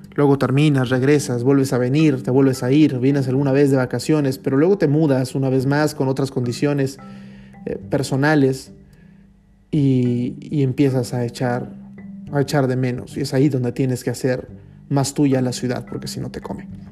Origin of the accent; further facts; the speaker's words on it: Tuxtla Gutiérrez, Chiapas, Mexico; moved away as an adult; also born or lived in Monterrey, Nuevo León, Mexico; now in Madrid, Spain; siendo un mexicano sin deberla ni temerla, solitario en Madrid